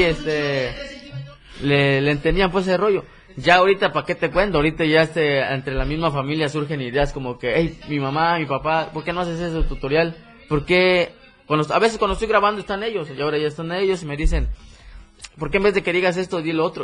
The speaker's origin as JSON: {"language": "Spanish", "region": "Chiapas", "country": "Mexico", "said": "soy de Chiapas, tal lugar."}